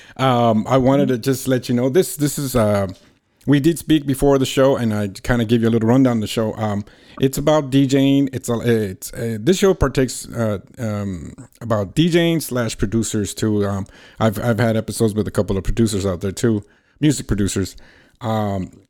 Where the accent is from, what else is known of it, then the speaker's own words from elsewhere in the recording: Los Angeles, California, United States; I grew up in the San Fernando Valley as well.